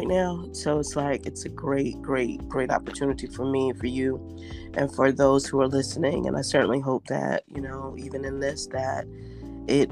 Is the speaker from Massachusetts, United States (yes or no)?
yes; Boston, Massachusetts, United States; moved away as an adult; also born or lived in Georgia / Nashville, Georgia; now in Augusta, United States; I am originally from Boston, Massachusetts. I relocated to Georgia in 2000, correction, in 1996, and to Augusta in 2014.